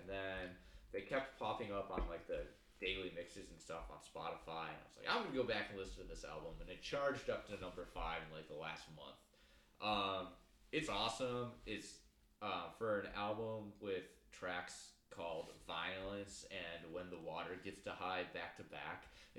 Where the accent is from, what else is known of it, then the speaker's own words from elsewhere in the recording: Midwest, United States; accent: Midwest; my dumb Midwest accent